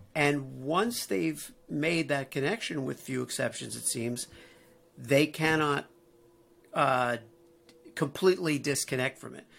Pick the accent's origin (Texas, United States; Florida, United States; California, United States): Florida, United States; Miami Beach; moved away as an adult; also born or lived in New York; now in Midwest, United States; Growing up in Miami Beach, uh, you know, going to college in New York